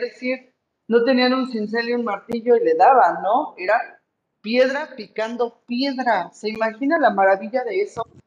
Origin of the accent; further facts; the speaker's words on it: Mexico; tenemos que valorar como mexicanos